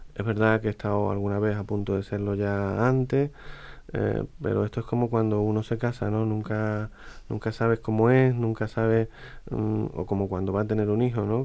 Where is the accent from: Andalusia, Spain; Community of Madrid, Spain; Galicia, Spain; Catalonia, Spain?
Andalusia, Spain; Huelva; los cofrades de mi tierra